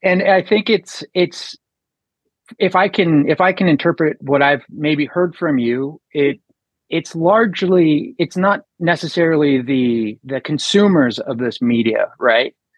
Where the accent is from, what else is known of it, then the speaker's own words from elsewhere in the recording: Colorado, United States; I grew up in, in Colorado with a hunting family